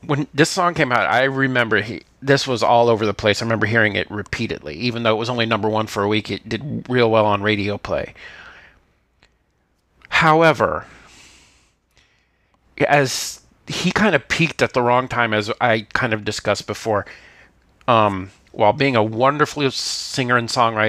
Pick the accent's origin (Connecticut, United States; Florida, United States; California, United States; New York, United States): Florida, United States; Miami; I grew up in Miami